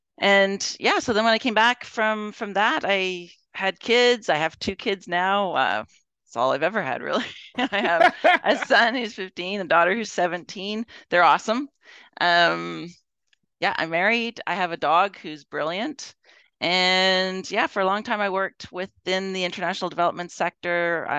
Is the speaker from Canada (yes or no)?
yes; Edmonton, Alberta, Canada; Yeah, so I, of course, I was born in Edmonton. I mean, starting off at the beginning, I went to school in Edmonton. My parents are from Edmonton, so I've been here for a really long time, of course.